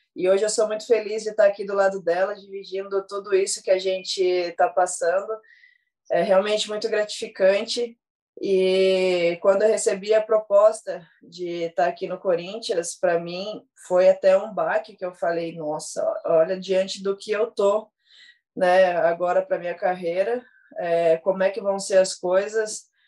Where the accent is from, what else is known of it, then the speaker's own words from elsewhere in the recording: Guaratinguetá, São Paulo, Brazil; na minha cidade, eu sou do interior de Guaratinguetá